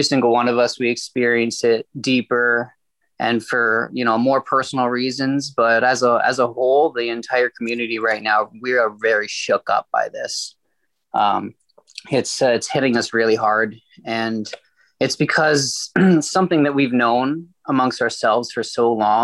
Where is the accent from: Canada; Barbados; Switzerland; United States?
Canada; Burleigh Falls, Ontario; I'm from Burley Falls